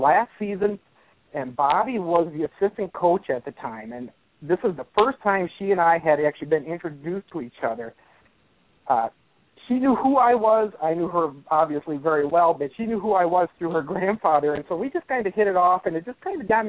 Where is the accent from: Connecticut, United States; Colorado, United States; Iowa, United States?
Iowa, United States; I grew up in Iowa in the mid-80s, and our high school never even had volleyball as a sport